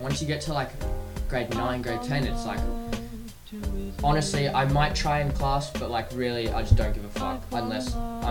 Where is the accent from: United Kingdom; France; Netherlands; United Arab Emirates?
United Kingdom; England; Oh, well, okay, I'm English and my mum's Malaysian, so I'm like a crossbred.